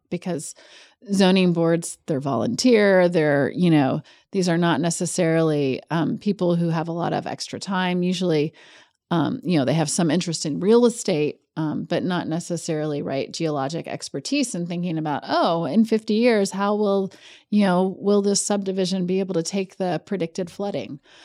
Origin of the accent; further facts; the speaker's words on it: Kentucky, United States; also born or lived in New Hampshire; I'm actually from Kentucky.